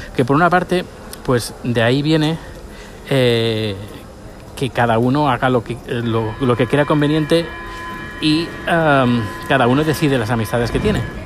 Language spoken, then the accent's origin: Spanish; Spain; now in Sweden; nosotros conocemos como españoles